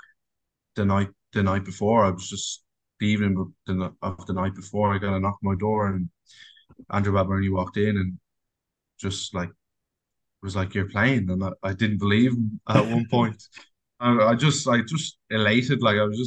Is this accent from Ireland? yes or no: yes; Ireland; also born or lived in England / Australia